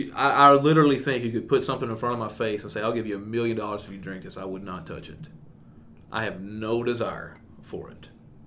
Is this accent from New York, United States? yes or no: no; East Texas, United States; growing up in East Texas